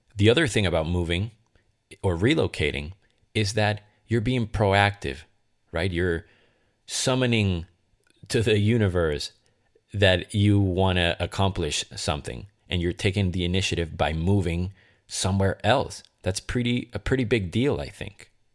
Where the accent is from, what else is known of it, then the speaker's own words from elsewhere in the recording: Caracas, Capital District, Venezuela; also born or lived in Boston, Massachusetts; now in Los Angeles, United States; I decided to move from Caracas, Venezuela, my hometown, to Boston, Massachusetts, and then consequently from Boston to L A.